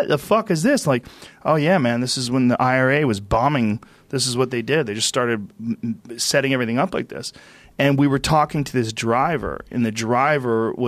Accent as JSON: {"language": "English", "region": "New Jersey", "country": "United States", "tie": "born or raised there", "moved": "yes", "lives_now": "California, United States", "said": "I was born in New Jersey."}